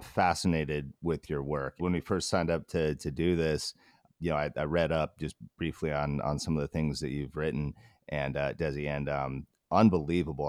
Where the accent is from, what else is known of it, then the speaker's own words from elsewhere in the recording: Alaska, United States; we grew up in Alaska